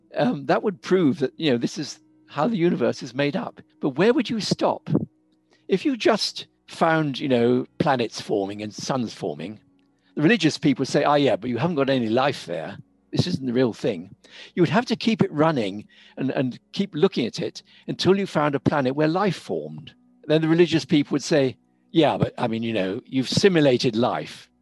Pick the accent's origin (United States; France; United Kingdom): United Kingdom; moved away as an adult; also born or lived in Cambridge; now in South Africa; I'm British. Now, for a lot of people, that's a lot of what I am. I'm, I'm, a very British person. But I'm living in South Africa.